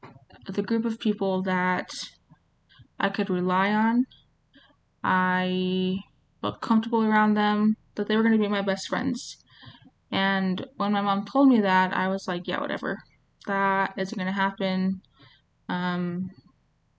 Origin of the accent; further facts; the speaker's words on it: New Mexico, United States; also born or lived in Las Cruces, New Mexico; I'm from New Mexico